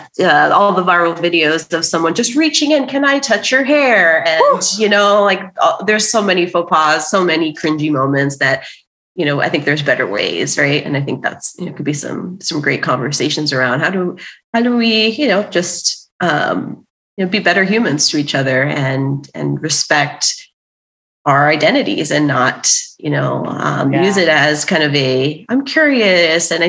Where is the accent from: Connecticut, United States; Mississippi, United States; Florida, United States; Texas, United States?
Florida, United States; Miami; growing up, I, you know, even in South Florida and Miami, where there's a ton of, you know, Latin American people